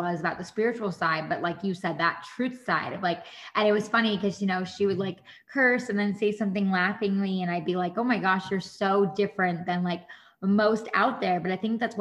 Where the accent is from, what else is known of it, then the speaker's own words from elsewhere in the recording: Monroe, New York, United States; I'm originally from New York, and I grew up by Monroe, Central Valley area, which is right by West Point